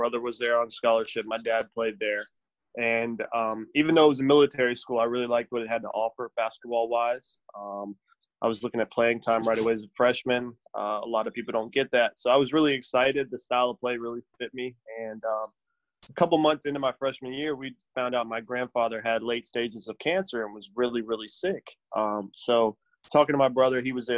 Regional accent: Charleston, West Virginia, United States; I'm from Charleston, West Virginia

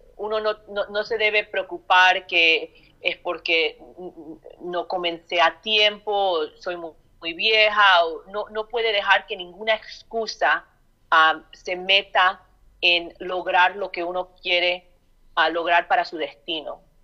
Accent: Chicago, Illinois, United States; nací en Chicago, Illinois

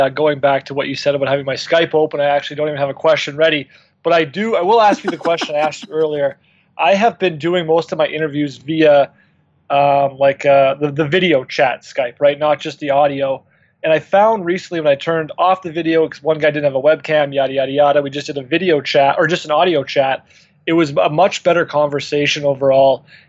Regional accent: Saskatoon, Saskatchewan, Canada; I'm from Saskatoon, Saskatchewan, up here in Canada.

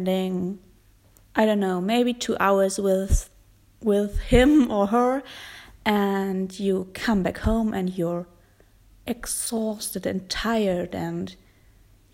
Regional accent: Germany; accent: German; English is a second language; my German accent

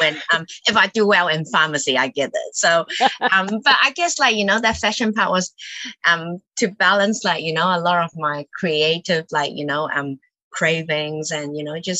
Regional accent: Auckland, New Zealand; also born or lived in Hong Kong / United Kingdom; I moved to New Zealand when I was 9 from Hong Kong. Now pretty much a Kiwi now.

